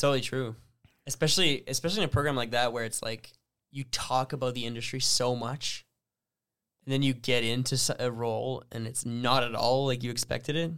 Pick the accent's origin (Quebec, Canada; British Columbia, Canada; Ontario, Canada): Ontario, Canada; Sudbury; growing up in the French community in Sudbury